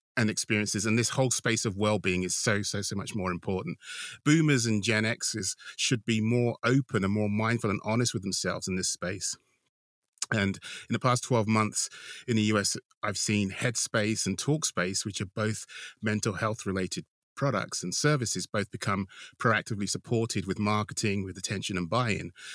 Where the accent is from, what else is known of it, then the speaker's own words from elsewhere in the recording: United Kingdom; being British